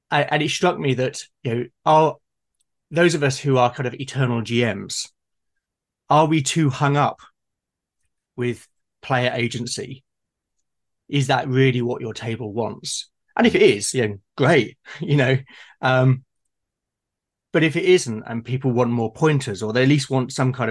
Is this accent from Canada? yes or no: no; United Kingdom; I'm being very British, having my cup of tea.